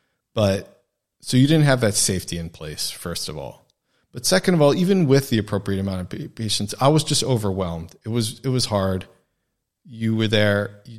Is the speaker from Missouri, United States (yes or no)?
no; New York, United States; Because I came from New York and was viewed, I guess, maybe as having a little bit more experience with the fast pace of life